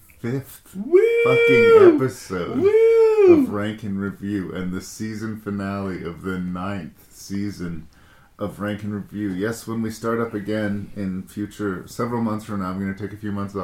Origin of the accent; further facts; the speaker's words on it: Canada; because I'm Canadian.